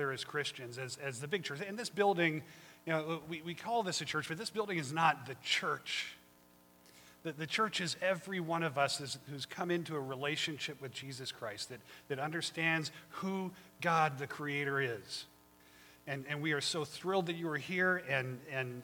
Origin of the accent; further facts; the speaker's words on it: Colorado, United States; now in Monterey, United States; I grew up in Colorado, and I'm used to good harsh winters